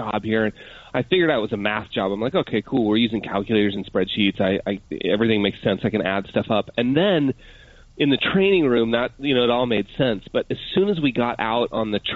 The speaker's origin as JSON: {"language": "English", "region": "Utah", "country": "United States", "tie": "born or raised there", "also_born_or_lived": "Park City", "moved": "as an adult", "lives_now": "Nelson, New Zealand", "said": "I'm a Utah kid, born and raised in Utah"}